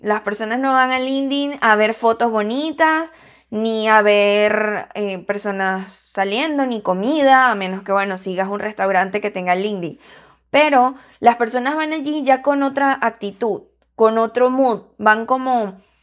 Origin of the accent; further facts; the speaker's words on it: Venezuela; yo soy venezolana